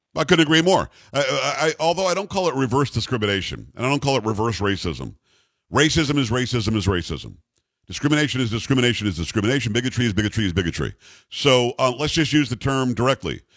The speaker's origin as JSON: {"language": "English", "town": "Lake Worth", "region": "Florida", "country": "United States", "tie": "born or raised there", "also_born_or_lived": "Lantana, Florida", "said": "where I grew up in the area where I grew up in Lantana, Florida. Um, actually, from what's called Lake Worth"}